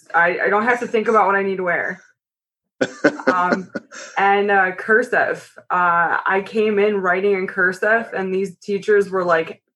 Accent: South Lyon, Michigan, United States; also born or lived in Commerce, Michigan / Clarkston, Michigan; I was raised in Clarkston. And moved to South Lyon at the ripe old age of 9

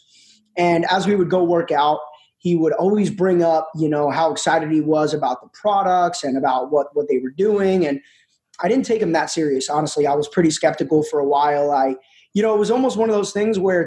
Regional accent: New Jersey, United States; I'm actually 29 years old, born and raised in New Jersey

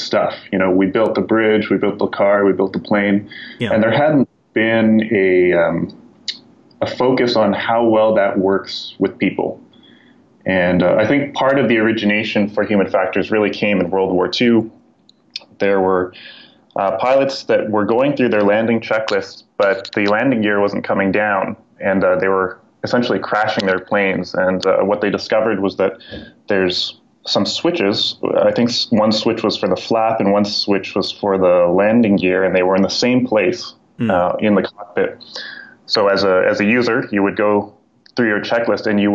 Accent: Calgary, Alberta, Canada; moved away as an adult; now in Toronto, Canada; I grew up in Calgary, and then I came to Toronto

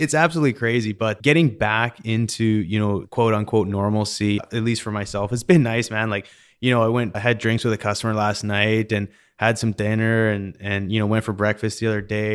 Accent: Canada; now in United States; I recently became an American citizen. I'm from Canada originally.

